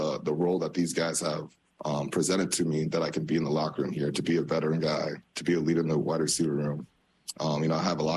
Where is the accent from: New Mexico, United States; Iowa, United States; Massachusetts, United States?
Iowa, United States; Des Moines; moved away as an adult; also born or lived in Green Bay, Wisconsin / New York City; now in New York, United States; born and raised in the Midwest, Des Moines, Iowa